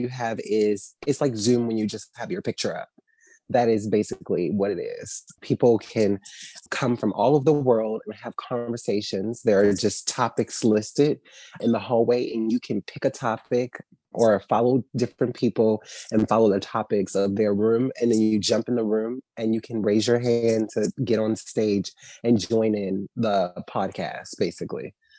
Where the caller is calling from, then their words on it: New York, United States; I'm calling from New York.